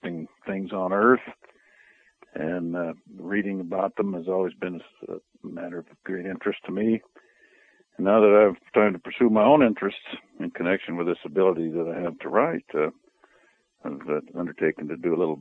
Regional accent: Denver, Colorado, United States; also born or lived in Utah / Arizona; now in Alaska, United States; I was born and raised in Denver, Colorado, lived most of my life in Alaska

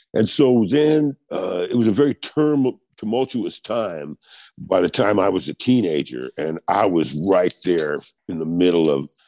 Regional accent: New York City, New York, United States; Raised in Queens, yes.

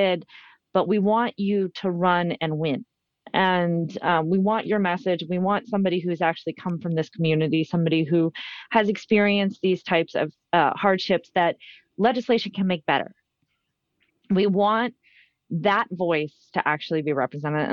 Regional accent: Youngstown, Ohio, United States; I saw a portion of it as a young girl growing up in Youngstown.

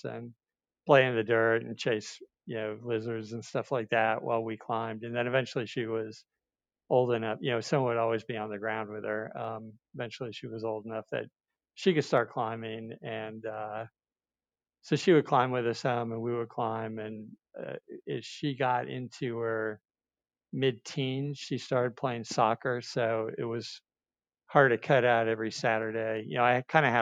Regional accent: north of New York City, United States; I grew up in New York, north of New York City, far enough north that we had a ski team.

